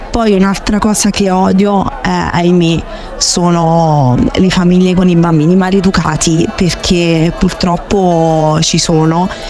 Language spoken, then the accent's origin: Italian; Frosinone, Lazio, Italy; now in Rome, Italy; vengo da Frosinone